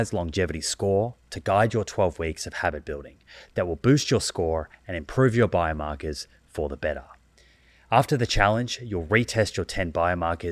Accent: Australia; also born or lived in United States; I grew up in Australia, and actually I spent 8 years when I was very young in America.

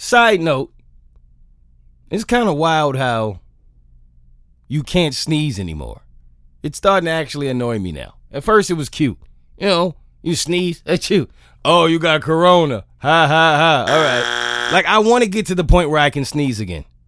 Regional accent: New York, United States; being a New Yorker

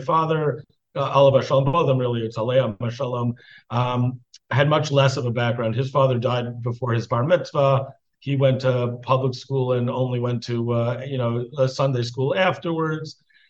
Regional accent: New York City, New York, United States; So I grew up in Queens, in Flushing, New York. And I grew up in a family. You know, my mother, I think, was, you know, was, I guess you'd say, 1940s, 1950s observant. You know, I mean, I think they kept a kosher home

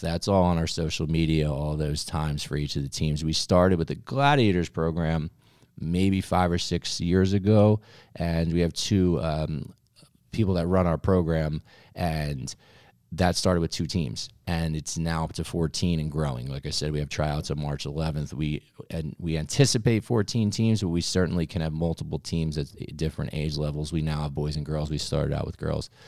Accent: Ventnor, New Jersey, United States; moved away; also born or lived in Maryland; I actually grew up in New Jersey, and I grew up in Ventnor, which is on the Monopoly board

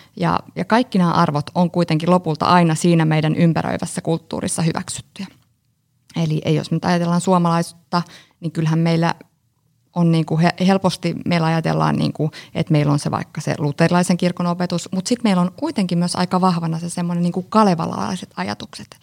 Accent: Espoo, Uusimaa, Finland; also born or lived in Joensuu; Tulen Espoosta.

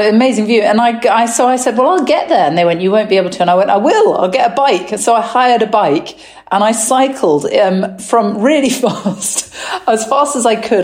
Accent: England, United Kingdom; I am English

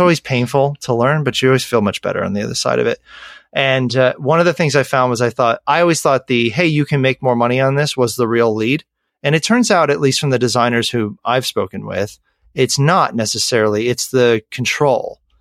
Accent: Western New York, United States; born and raised in Western New York

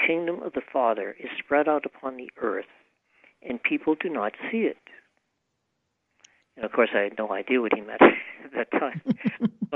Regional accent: Massachusetts, United States; moved away; also born or lived in Maine; I grew up in Massachusetts, and I lived a long time in Massachusetts

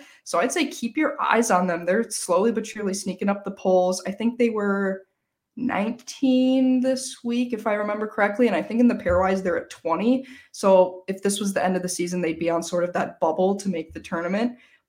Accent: Minnesota, United States; I'm from Minnesota, so we just say Mankato here.

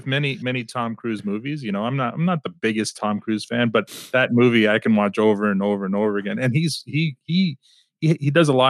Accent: Canada; As a Canadian

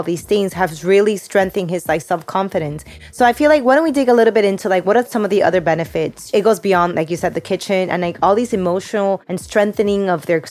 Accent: Peru; moved away; when I grew up in Peru

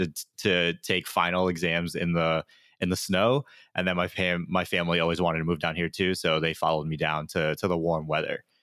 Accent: Windsor, Connecticut, United States; moved away as an adult; also born or lived in Hartford, Connecticut / Orlando, Florida / Tampa, Florida; now in Florida, United States; growing up, I grew up in Windsor, Connecticut

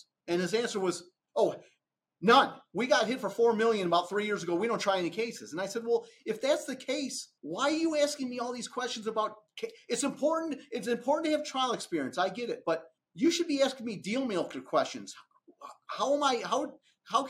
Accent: Romeo, Michigan, United States; moved away as an adult; now in Atlanta, United States; I grew up in Romeo, Michigan, just outside of Detroit

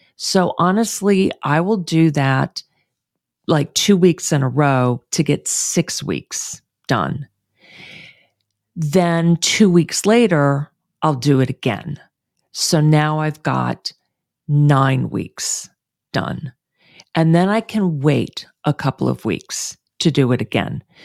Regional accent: Houston, Texas, United States; moved away; moving back to my hometown of Houston

